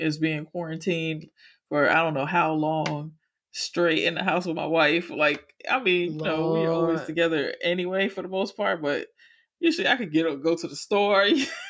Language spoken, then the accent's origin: English; Miami, Florida, United States; I live up here now, but I am from Miami.